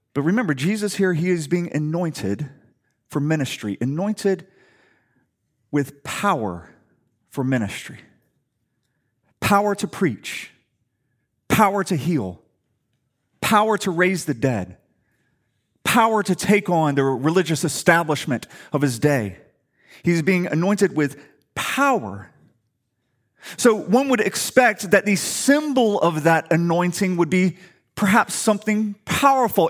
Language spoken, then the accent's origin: English; Atlanta, Georgia, United States; moved away; I'm from Atlanta